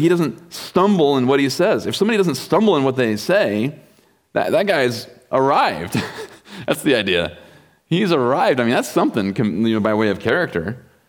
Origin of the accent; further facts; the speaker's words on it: Kansas, United States; also born or lived in Wichita; I grew up in Kansas